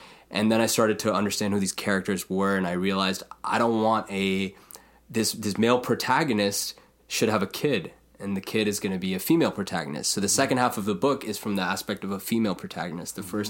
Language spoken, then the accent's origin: English; India; You know, being Indian, there's always some... folk mythology.